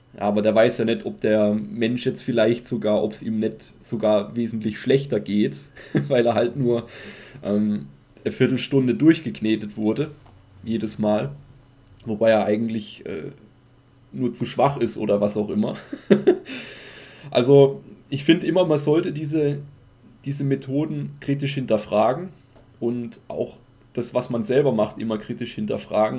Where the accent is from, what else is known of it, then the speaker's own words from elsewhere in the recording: Germany; bei uns in Deutschland